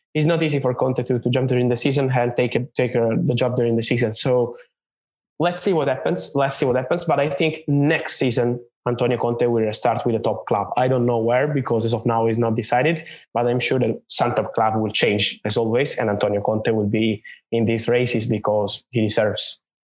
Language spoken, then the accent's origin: English; Naples, Campania, Italy; moved away as an adult; now in Milan, Italy; I'm, I'm from Napoli, from Naples in Italy. Then I moved when I was 18. I moved to, to Milan in the north of Italy, uh, where I live now